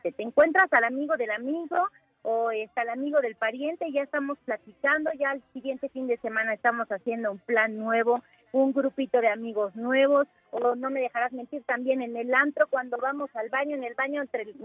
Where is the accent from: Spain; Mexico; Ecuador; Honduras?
Mexico; qué orgullo ser mexicanos